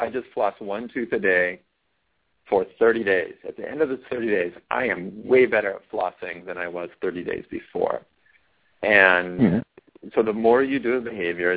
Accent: California, United States; I was raised in California, and so I don't sound like somebody from Florida or somebody from Boston

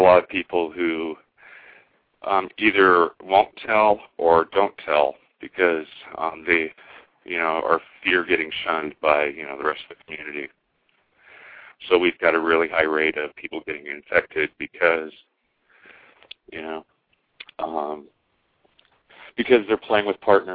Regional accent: Omaha, Nebraska, United States; also born or lived in New Orleans; Me growing up in Omaha, Nebraska, thinking I was the only gay person here

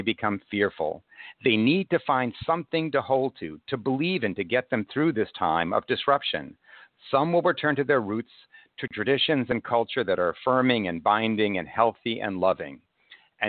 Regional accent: United States

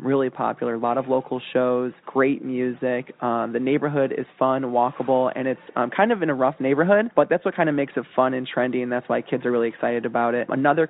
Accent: Buffalo, New York, United States; now in Cleveland, United States; I'm from Buffalo, New York

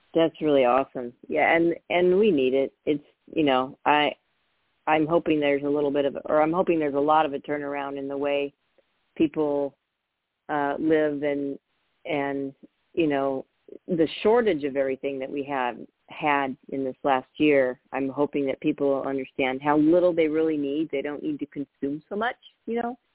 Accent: Napa, California, United States; I grew up in Northern California when it wasn't as busy as it is now, um, but we we um, we moved from open to Napa

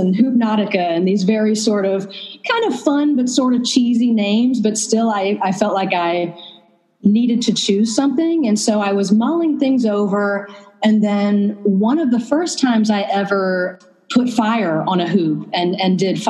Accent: North Carolina, United States; also born or lived in Vermont / San Francisco Bay Area; now in Berlin, Germany; I'm from the South, actually. I'm from North Carolina

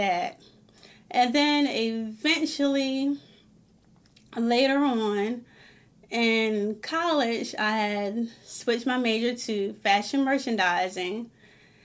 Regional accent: Maryland, United States; my hometown, even though it's in Maryland

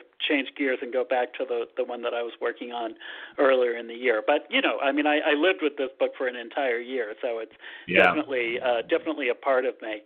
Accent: Massachusetts, United States; also born or lived in San Francisco, United States / Boston, United States; I grew up in Massachusetts

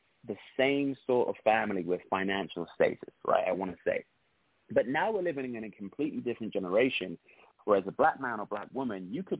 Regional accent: London, United Kingdom; moved away as an adult; now in United States; I'm from London

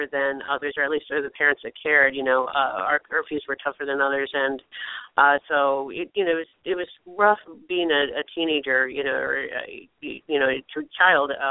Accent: Chicago, Illinois, United States; I grew up on the south side of Chicago.

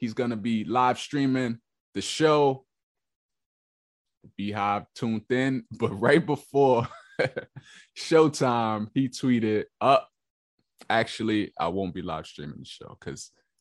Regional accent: New York, United States; I'm from New York

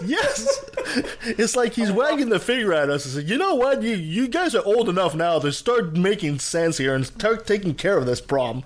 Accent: Canada; I'm French Canadian

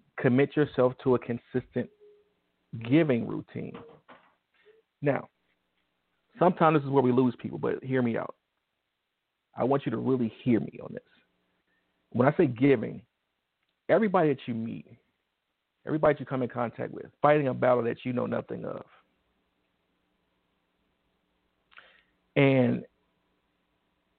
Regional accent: Detroit, Michigan, United States; I'm from Detroit.

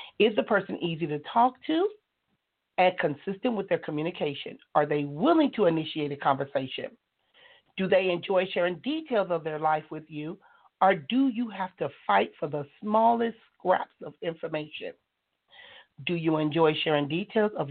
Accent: Compton, California, United States; I am from California. I was born and raised in the city of Compton

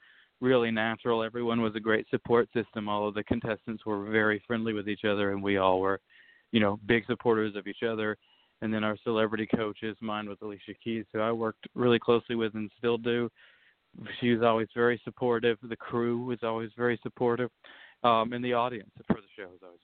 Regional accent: the South, United States; growing up in the South

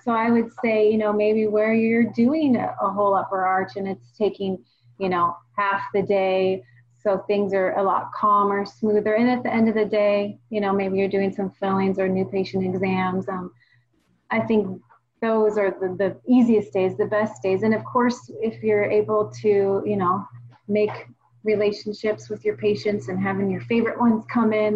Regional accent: Washington, United States; I'm from the Northwest, born and raised here in Washington State

